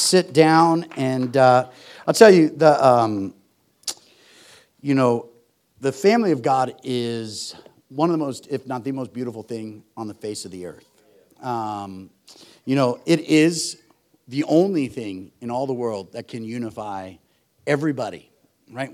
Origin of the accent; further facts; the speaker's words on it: Phoenix, Arizona, United States; We're from Phoenix in Arizona